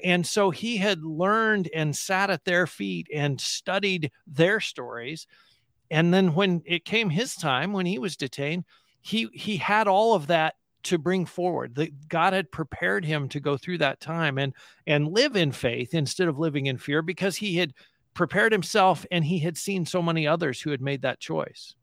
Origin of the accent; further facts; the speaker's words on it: United States; as an American Christian